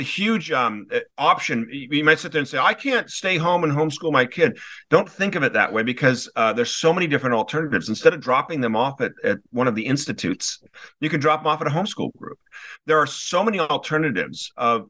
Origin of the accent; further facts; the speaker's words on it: Newport Beach, California, United States; moved away as an adult; also born or lived in Wellesley, Massachusetts; I grew up in Newport Beach, California. I had a wonderful school, had a wonderful elementary school